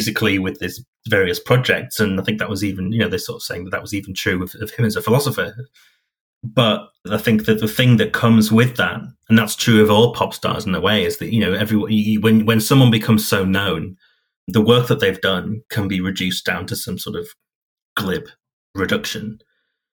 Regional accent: Hull, Yorkshire and the Humber, United Kingdom; my hometown of Hull

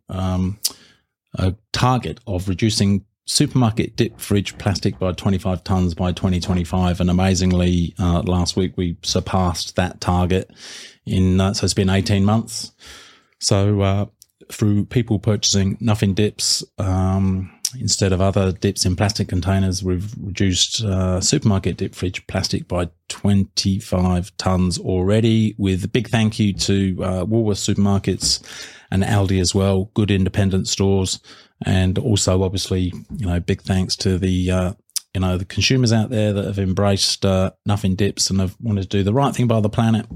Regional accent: United Kingdom; now in Australia; being the Brit that I am

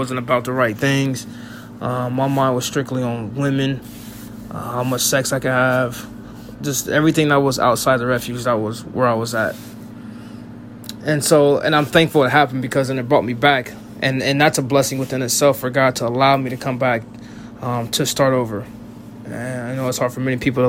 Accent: Russellville, Ohio, United States; I'm from Russellville, Ohio

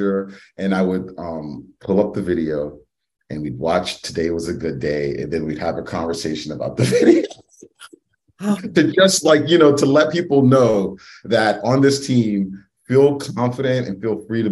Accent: New York City, New York, United States; I'm originally from the Bronx, New York, from the South Bronx

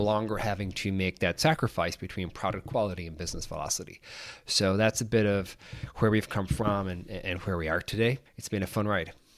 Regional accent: Ireland; I'm from Ireland, grew up uh, there

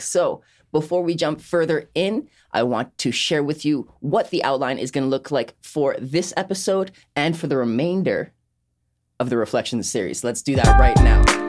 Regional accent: Sint Maarten; moved away; I was born and raised on Saint Martin

